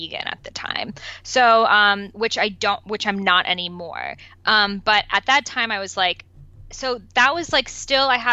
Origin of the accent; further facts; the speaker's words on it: Boston, Massachusetts, United States; first language Persian; English is a second language; moved away as an adult; also born or lived in Los Angeles; I grew up in Boston